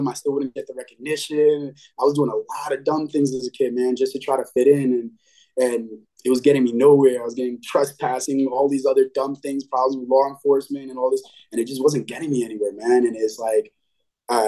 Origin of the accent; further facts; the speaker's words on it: New York City, New York, United States; moved away as an adult; now in Orlando, United States; I grew up in the Bronx, lived in the Bronx for 18 years.